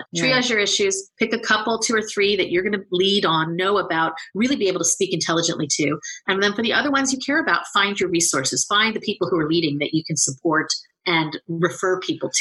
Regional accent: Bay Area, California, United States; also born or lived in New York; We are both from the Bay Area

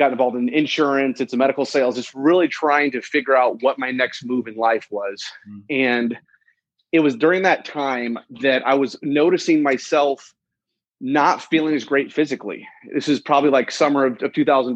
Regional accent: Indianapolis, Indiana, United States; I'm from Indianapolis, Indiana. I'm Indiana, born and raised, just a Midwest guy.

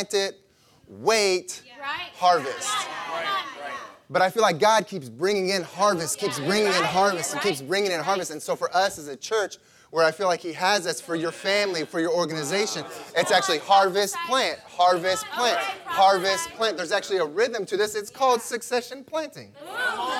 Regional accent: Illinois, United States; I grew up in Illinois, and it's farmland everywhere

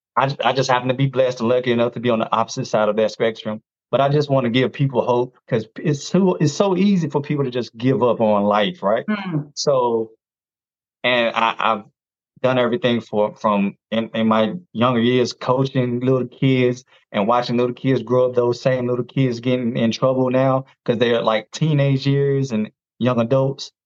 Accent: North Carolina, United States; I'm from North Carolina. Uh, 41. I'm a dad of one. He's 18 now. Um, I've never been married unfortunately. But you know, life happens. Um, and I grew up in a small town. I actually still live here

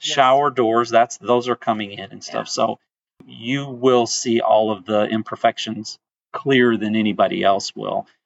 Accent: Flint, Michigan, United States; moved away; I'm from Flint

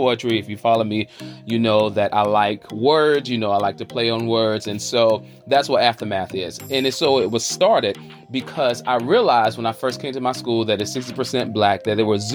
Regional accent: Charlotte, North Carolina, United States; I'm hailing from the South by way of the QC, the Queen City, Charlotte, North Carolina.

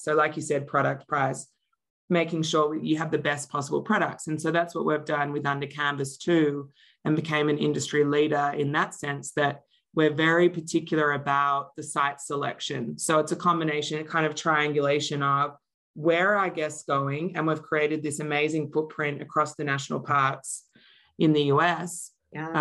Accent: Australia; moved away as an adult; also born or lived in Melbourne, Australia; now in Denver, Colorado, United States; I live in Denver, Colorado, but I'm originally from Australia

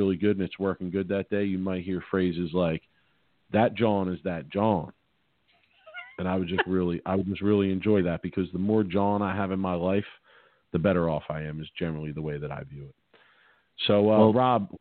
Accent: Philadelphia, Pennsylvania, United States; I'm from Philly. And when you're from Philly, Philly kind of has a little bit of their own vocabulary

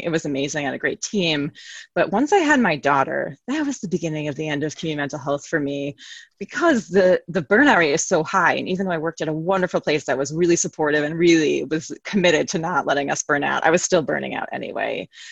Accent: New York City, New York, United States; now in Connecticut, United States; I'm from New York City

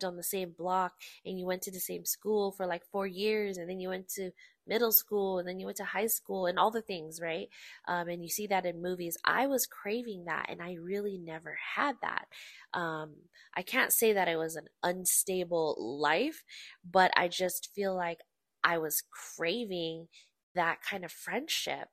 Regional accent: Bay Area, California, United States; born or raised there; also born or lived in Oxnard, California; now in Las Vegas, United States

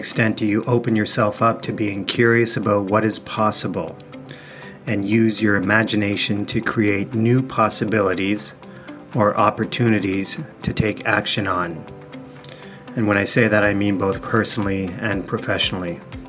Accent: Canada; I remember growing up in Canada in a rural area

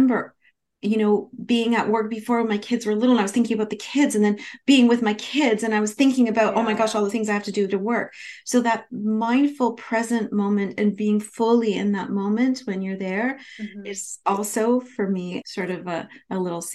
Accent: Canada; I'm from Canada, so at the University of Toronto at the School of Management there

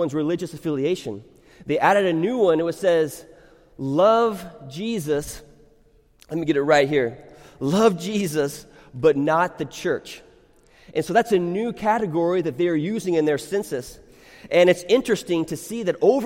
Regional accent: United States; I am an American, but I am not just an American who happens to be a Christian

